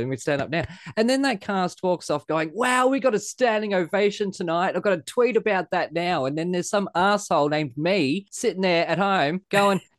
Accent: Australia; I was born in Australia and live in Australia

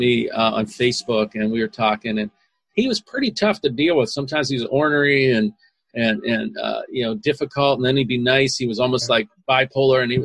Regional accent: Pittsburgh, Pennsylvania, United States; now in Los Angeles, United States; I grew up in Pittsburgh, Pennsylvania

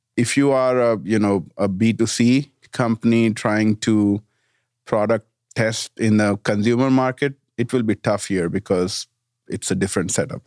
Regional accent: India; also born or lived in Washington, D.C. / Denver / Florida; now in Bentonville, United States; small town in India

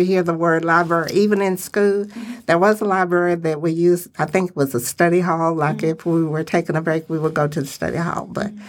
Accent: Richmond, United States; But growing up in Richmond, everyone went to one school.

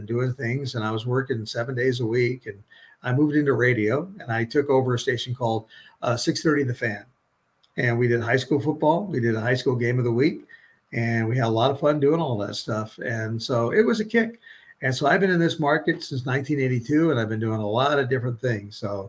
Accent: Connecticut, United States; moved away as an adult; also born or lived in Pocatello, Idaho / Nebraska; now in Boise, United States; I grew up in Connecticut, and I was recruited by Idaho State

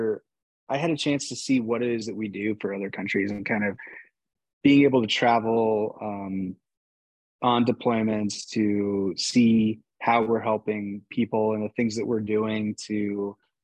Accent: Phoenix, Arizona, United States; growing up in Phoenix, Arizona

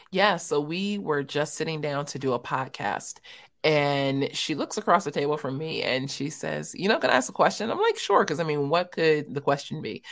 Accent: Los Angeles, California, United States; I was born and raised in South Central Los Angeles for about the first 15 years

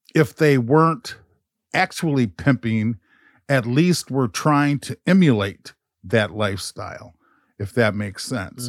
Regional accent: Minneapolis, Minnesota, United States; growing up in North Minneapolis

